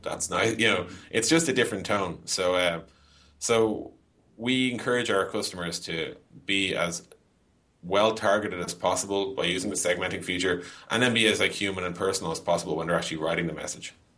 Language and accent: English; Dublin, Leinster, Ireland; also born or lived in San Francisco; I am Irish, yeah, born and bred. I've basically lived in Dublin, Ireland